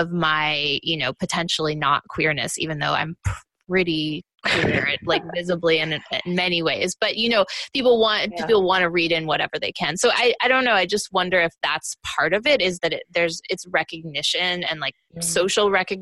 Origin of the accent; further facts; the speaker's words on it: Missouri, United States; I grew up in Missouri